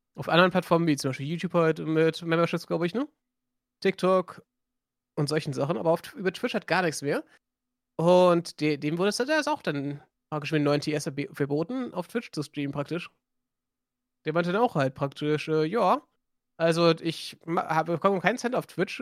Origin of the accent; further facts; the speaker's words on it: Germany; accent: light Frisian; Wir haben ja bei uns hier den, einen leicht friesischen Akzent